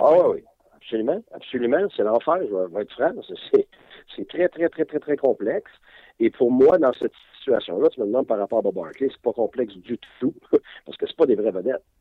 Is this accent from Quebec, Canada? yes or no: yes; Quebec, Canada; je suis un Québécois comme vous autres